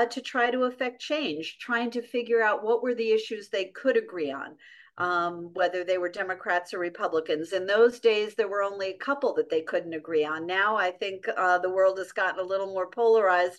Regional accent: New York City, New York, United States; I grew up in New York City

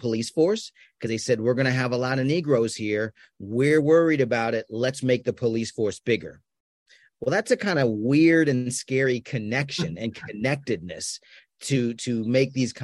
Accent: Washington, District of Columbia, United States; now in Austin, United States; I'm from Washington, D.C. originally

